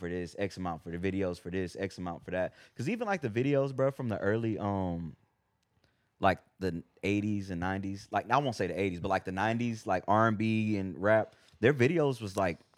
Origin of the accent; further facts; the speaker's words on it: San Antonio, Texas, United States; also born or lived in Houston; I grew up in San Antonio and Houston.